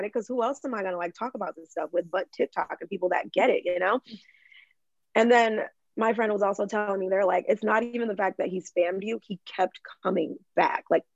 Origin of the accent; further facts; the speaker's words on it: Michigan, United States; I have an accent, and I'm from Michigan